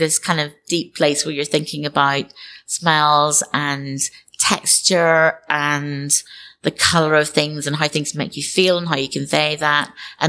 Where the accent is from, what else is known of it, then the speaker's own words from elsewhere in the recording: Northern Ireland, United Kingdom; when I was growing up in Northern Ireland